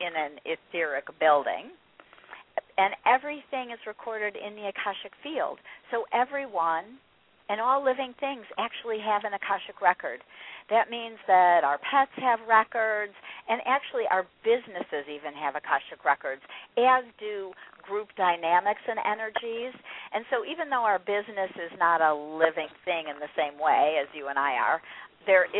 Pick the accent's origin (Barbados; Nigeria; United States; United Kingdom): United States; California; I grew up in California in the 70s